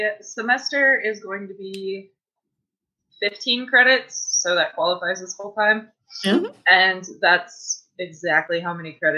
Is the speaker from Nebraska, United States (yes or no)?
yes; Nebraska, United States; now in Washington, United States; So I am originally from Nebraska. I am currently living in Washington, moving to Iowa and then Michigan all this year.